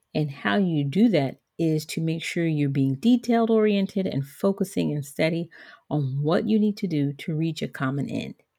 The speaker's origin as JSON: {"language": "English", "region": "Georgia", "country": "United States", "tie": "born or raised there", "also_born_or_lived": "Liberia", "said": "I grew up in Georgia, which is the southern part of the United States."}